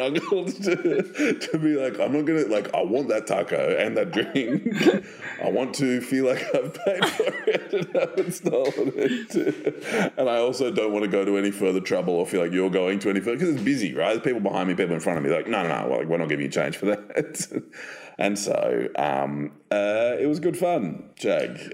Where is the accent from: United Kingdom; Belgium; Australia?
Australia; I'm from Australia